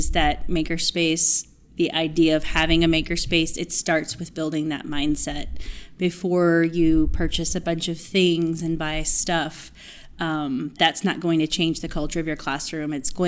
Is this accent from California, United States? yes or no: no; Houston, Texas, United States; from Houston.